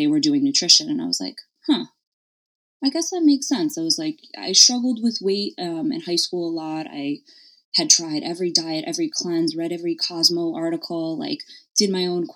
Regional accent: Stamford, Connecticut, United States; I'm born and raised in Connecticut in the Panhandle. I'm in Stamford, so I'm right outside of New York City

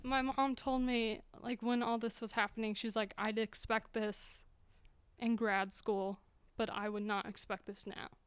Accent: Utah, United States; moved away as an adult; now in Montana, United States; in Utah, so I grew up in Utah.

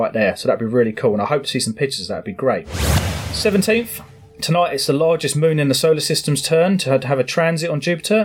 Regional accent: England, United Kingdom; we're English

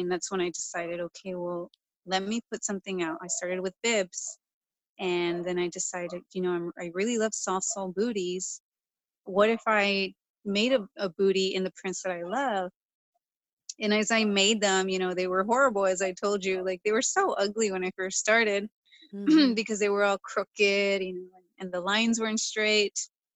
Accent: Southern California, United States; now in Bay Area, United States; I'm from Southern California. When I moved up here, it was such a culture shock

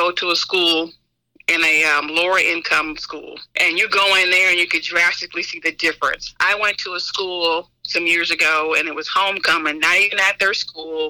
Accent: Oklahoma, United States; now in Olive Branch, United States; I'm from Oklahoma

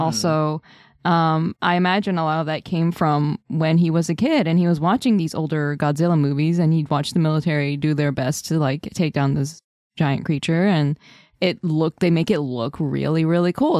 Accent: United States; as an American

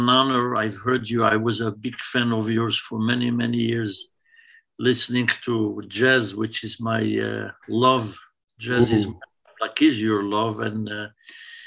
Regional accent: Essaouira, Marrakesh-Safi, Morocco; now in Toronto, Canada; I'm from Mogador, Essaouira.

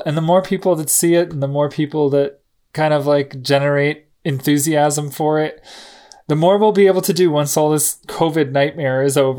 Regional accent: New Jersey, United States; You know, I'm from New Jersey, so like that's where I see us.

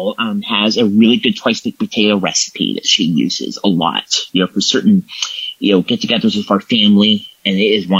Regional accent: Templeton, California, United States

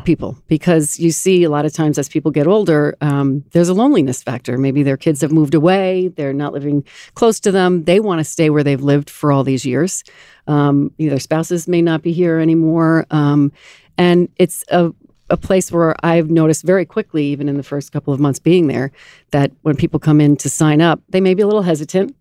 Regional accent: Garden City, New York, United States; I grew up in Garden City, mm-hmm. right here on Long Island

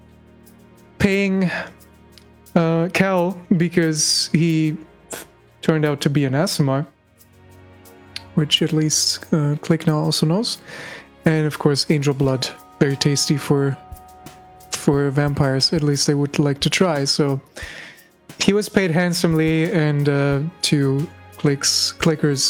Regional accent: Germany; accent: German; English is a second language; my German accent, which I absolutely hate, is coming through

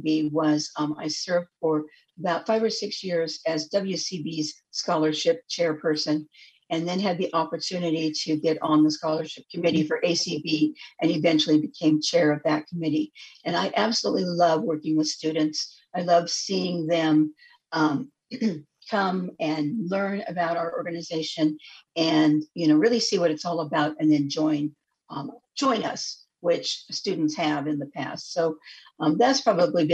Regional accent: Spokane, Washington, United States; now in Olympia, United States; I am originally from Spokane, Washington

